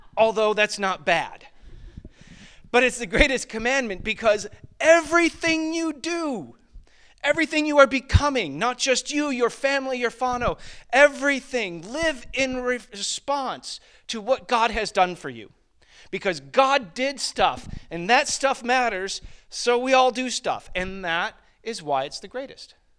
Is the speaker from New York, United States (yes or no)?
yes; Springville, New York, United States; moved away; I grew up in the western portion of New York State, uh, which is where Niag-, Niagara Falls is